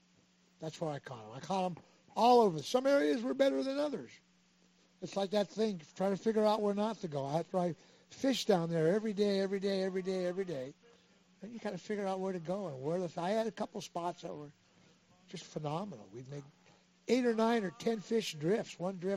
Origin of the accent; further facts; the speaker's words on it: Redondo Beach, California, United States; I grew up fishing halibut on the Redondo Beach Pier.